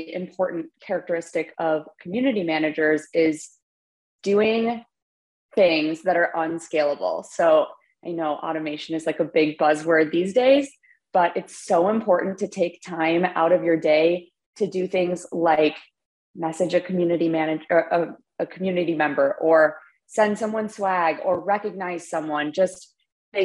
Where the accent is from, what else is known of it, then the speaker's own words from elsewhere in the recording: Chicago, Illinois, United States; I'm from Chicago, and I am the community manager at Gong.